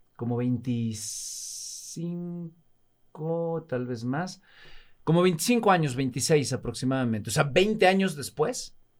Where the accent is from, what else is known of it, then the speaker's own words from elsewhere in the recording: Alvarado, Veracruz, Mexico; moved away; also born or lived in Mexico City; Soy de Veracruz, de un poblado muy pequeño, un pobladito que se llama Alvarado